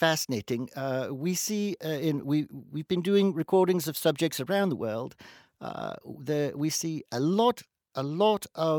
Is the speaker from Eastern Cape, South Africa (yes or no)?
no; Cape Town, Western Cape, South Africa; No. I live in Cape Town. I've lived there all my life.